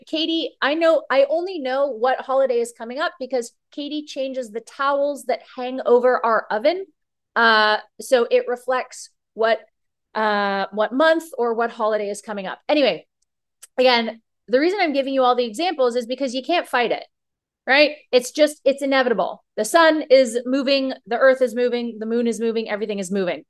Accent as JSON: {"language": "English", "town": "Toronto", "region": "Ontario", "country": "Canada", "tie": "born or raised there", "moved": "as an adult", "lives_now": "Florida, United States", "said": "I grew up in Toronto, granted, uh, but until I was about nineteen, my mom would always take us to Florida."}